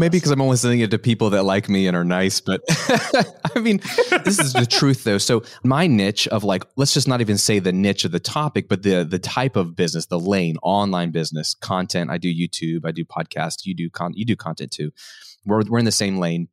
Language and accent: English; United States; what I was conditioned as an American to have